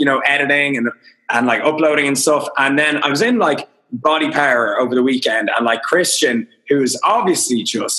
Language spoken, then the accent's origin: English; Dublin, Leinster, Ireland; I'm Irish. I'm from Dublin. I live in Dublin.